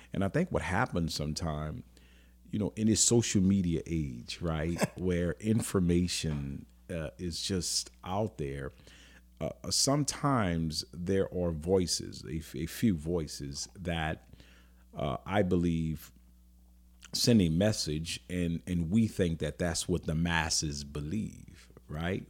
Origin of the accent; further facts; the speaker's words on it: New Orleans, Louisiana, United States; I grew up in New Orleans